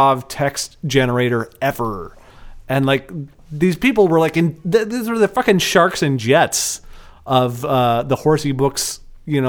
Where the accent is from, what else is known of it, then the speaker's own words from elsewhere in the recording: Portland, Oregon, United States; I'm from Portland